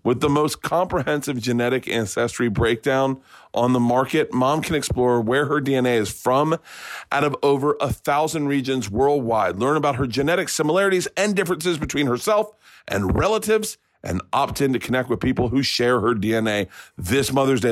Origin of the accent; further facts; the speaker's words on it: Tampa, Florida, United States; I grew up in Tampa.